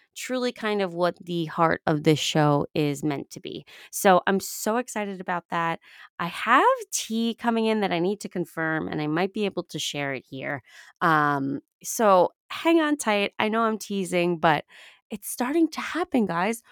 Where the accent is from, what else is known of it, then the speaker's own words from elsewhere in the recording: New York, United States; I'm from New York